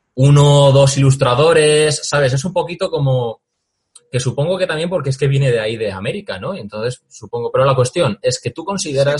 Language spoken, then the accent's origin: Spanish; Valencia, Valencian Community, Spain; Yo soy de Valencia